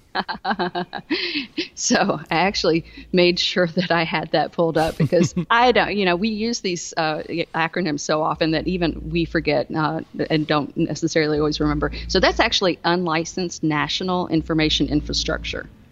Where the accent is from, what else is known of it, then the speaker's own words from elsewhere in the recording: the South, United States; accent: southern; I, I, live in the South